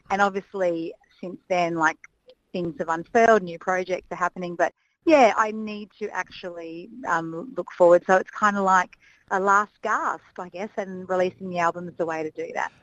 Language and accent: English; Canberra, Australian Capital Territory, Australia; growing up in Canberra